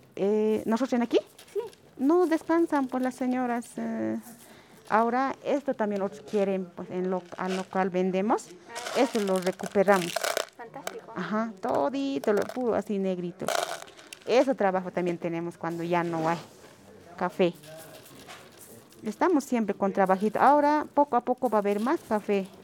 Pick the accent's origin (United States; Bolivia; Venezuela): Bolivia